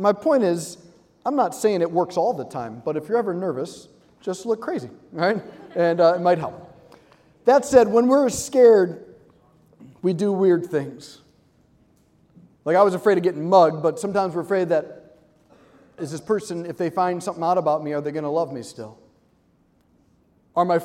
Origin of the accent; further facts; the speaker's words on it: Hudson, Ohio, United States; moved away as an adult; now in Washington, D.C., United States; I'm from Cleveland, Ohio, yes, but just south of Cleveland, I'm in a small town, it's called Hudson.